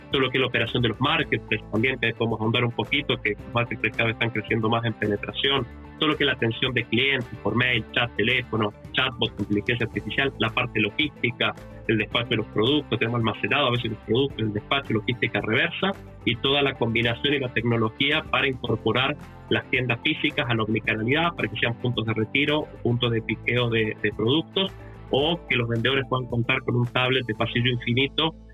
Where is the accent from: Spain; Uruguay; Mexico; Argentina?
Argentina; now in Chile; yo soy Argentino, la empresa fue fundada en Chile desde hace más de 16 años que vivo en Chile